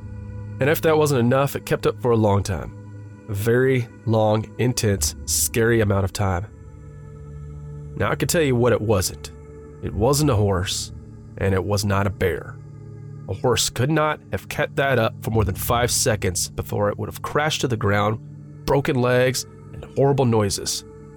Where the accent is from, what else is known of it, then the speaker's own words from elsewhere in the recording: Pennsylvania, United States; You know, having been born and raised in Upper Bucks County and having a father who enjoyed hunting and fishing